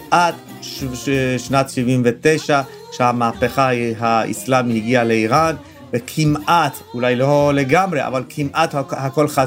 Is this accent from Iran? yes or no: yes; Iran; moved away as an adult; now in Israel; אני בגיל 21 עליתי לישראל. אני חי ונושם איראן מאז שאני פה, אז אה, איראן זה חלק ממני, חלק ממשפחתי וחלק מהחיים היומיומיים שלי בישראל.